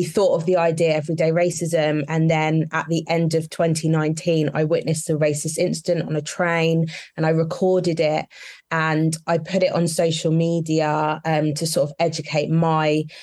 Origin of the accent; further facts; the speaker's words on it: Kent, South East England, United Kingdom; where we grew up in Kent, in a small town in Kent